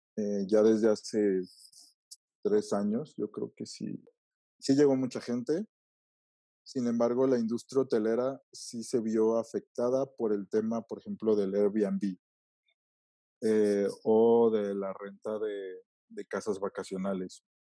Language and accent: Spanish; Mexico